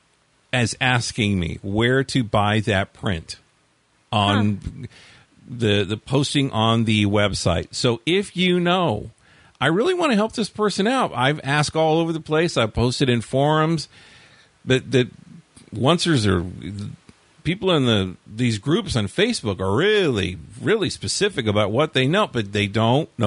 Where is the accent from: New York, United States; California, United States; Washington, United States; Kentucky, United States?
California, United States; Inland Empire; in my youth of growing up in the Inland Empire